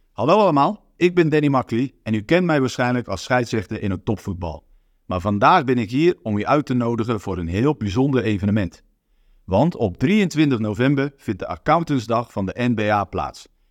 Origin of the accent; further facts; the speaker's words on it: Netherlands; also born or lived in Netherlands Antilles; Ik ben natuurlijk gewoon opgegroeid in Nederland. En voor mij is Nederland thuis